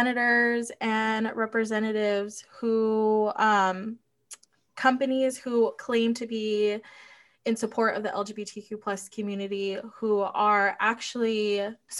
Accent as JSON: {"language": "English", "town": "Chula Vista", "region": "California", "country": "United States", "tie": "born or raised there", "moved": "as an adult", "lives_now": "Rhode Island, United States", "said": "her and I growing up in Chula Vista in a very like diverse area"}